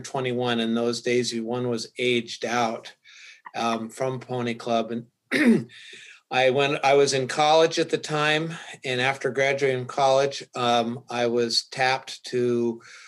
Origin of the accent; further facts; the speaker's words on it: Colorado, United States; I grew up in Colorado